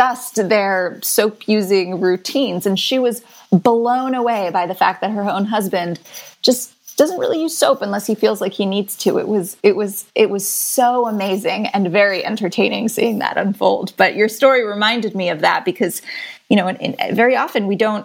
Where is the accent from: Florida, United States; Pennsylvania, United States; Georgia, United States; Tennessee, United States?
Florida, United States; I grew up in Florida.